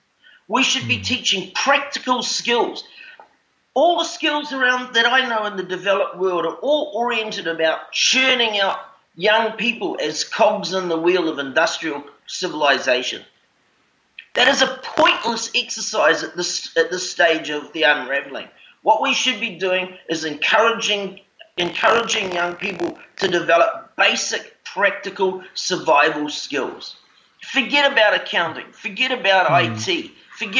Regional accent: Auckland, New Zealand; I was born in Auckland City, and I live on this beautiful island just outside of Auckland

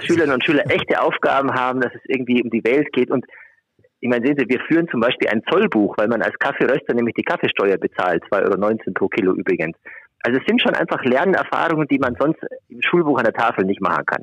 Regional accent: Augsburg, Bavaria, Germany; moved away as an adult; also born or lived in Göttingen; now in Schleswig-Holstein, Germany; gebürtige Augsburger, also ja. beide Schwaben

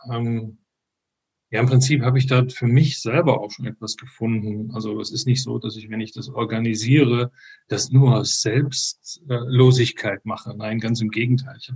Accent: Frankfurt, Hesse, Germany; born there; moved away as an adult; Genau, ursprünglich bin ich aber in Frankfurt geboren, ähm, bin mit äh, 25 hier runtergekommen in den Süden.

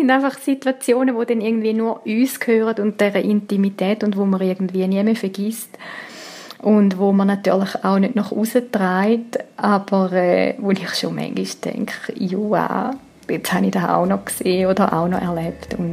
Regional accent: Switzerland; Und ich meine, die Läden haben offen bei uns in der Schweiz.

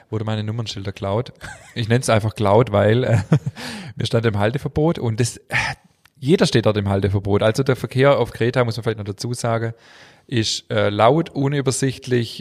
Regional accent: Germany; moved away as an adult; also born or lived in Crete; ich als Deutscher

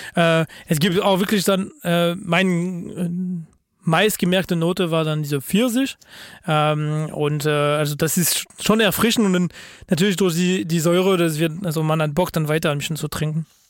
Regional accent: France; German is a second language

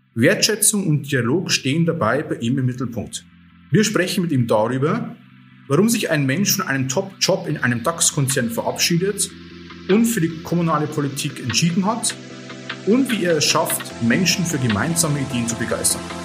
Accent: Oberviechtach, Bavaria, Germany; meiner Heimatstadt Oberfichtach

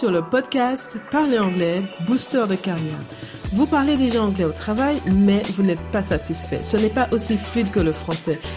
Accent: St. Martin; born there; first language English; J'ai appris l'anglais en même temps que le français. C'est ma langue maternelle en même temps que le français. Je suis née à Saint-Martin.

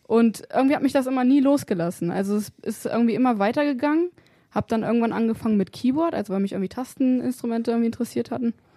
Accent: Wolfsburg, Lower Saxony, Germany; bei uns in Wolfsburg

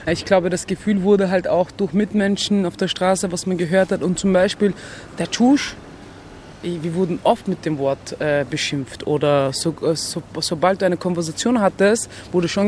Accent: Vienna, Austria; Also wir sind im Sandleitenhof aufgewachsen, davor Mannerfabrik in der Wattgasse und danach im Sandleitenhof, seitdem ich mich kenne. Ich wohne seit 31 Jahren in, in diesem Bezirk.

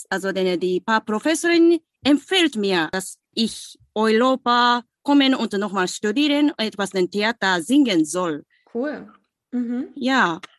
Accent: Osaka, Japan; German is a second language; now in Hamburg, Germany; Und ich komme aus Osaka in Japan. Meine Heimat Osaka gibt es neben den Tokio, also Mitte in Japan.

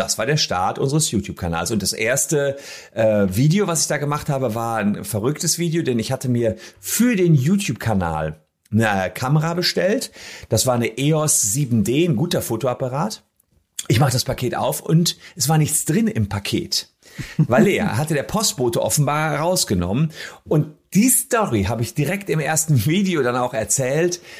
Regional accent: Gevelsberg, North Rhine-Westphalia, Germany; in Gefelsberg, der Heimatstadt, wo ich herkomme

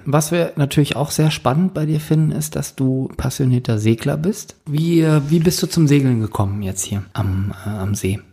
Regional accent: Northern Germany, Germany; moved away; bei uns im Norden

